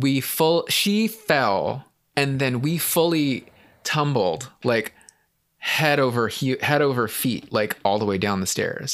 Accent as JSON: {"language": "English", "town": "San Francisco", "region": "California", "country": "United States", "tie": "born or raised there", "said": "growing up in San Francisco, um, we had a, we lived in, like, a flat in San Francisco"}